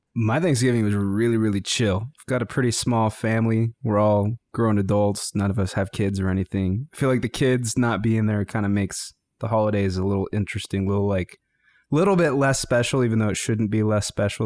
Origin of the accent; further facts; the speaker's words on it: Greeley, Colorado, United States; I grew up in Greeley, Colorado